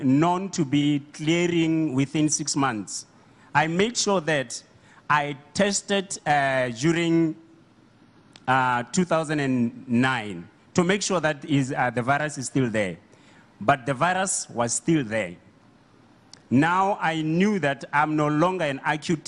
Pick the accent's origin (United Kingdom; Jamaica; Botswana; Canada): Botswana; I'm from Botswana